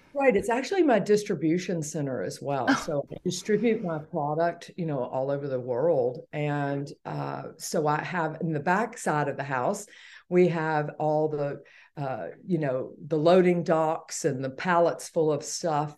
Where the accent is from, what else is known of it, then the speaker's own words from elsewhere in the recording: Atlanta, Georgia, United States; born and raised in Atlanta, Georgia